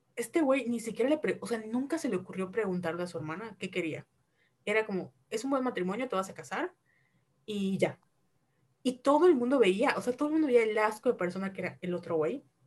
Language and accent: Spanish; Mexico; crecimos de alguna u en México, una sociedad reprimida